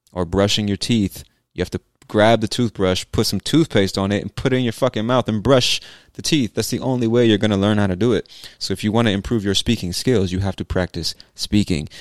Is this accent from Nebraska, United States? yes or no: no; San Diego, California, United States; accent: Southern California; now in Atlanta, United States; My accent is, I think, like a typical California accent, a Southern California accent.